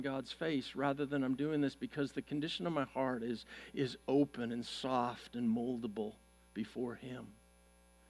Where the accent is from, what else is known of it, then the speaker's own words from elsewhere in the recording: Vancouver, British Columbia, Canada; moved away; I grew up in Vancouver, Canada, a city back in the 80s that had less than 2% church attendance